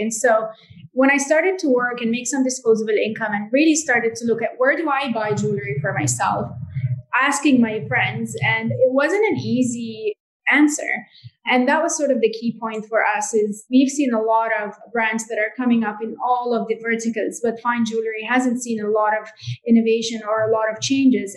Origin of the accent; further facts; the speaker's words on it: Jordan; I grew up in Jordan